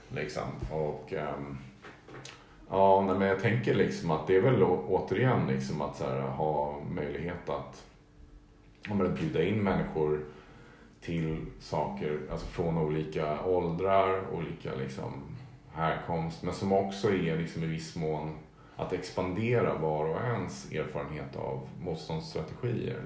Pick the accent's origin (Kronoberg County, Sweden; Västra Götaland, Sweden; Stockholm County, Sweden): Stockholm County, Sweden; Stockholm; det var ändå mer som en så gradvis zon mellan det grönområde där jag växte upp och parken